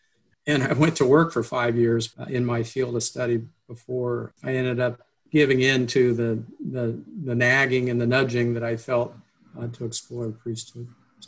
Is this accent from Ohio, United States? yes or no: yes; Circleville, Ohio, United States; I grew up in a Catholic family. There were five siblings, there were six of us, in Circleville, Ohio, at St. Joseph Catholic Church there. Both my parents were Catholic, growing up Catholic.